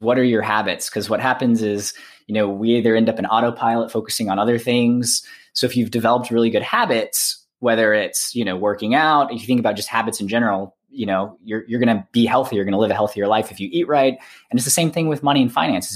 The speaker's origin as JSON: {"language": "English", "region": "Alabama", "country": "United States", "said": "I'm from Alabama"}